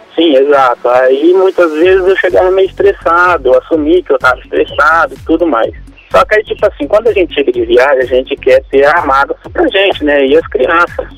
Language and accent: Portuguese; Loanda, Paraná, Brazil; Eu sou de Luanda, Paraná